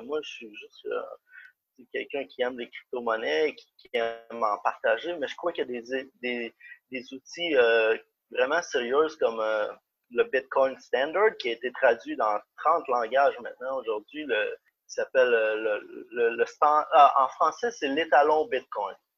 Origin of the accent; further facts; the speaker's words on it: Canada; moved away; je suis canadien. J'habitais au Canada à ce moment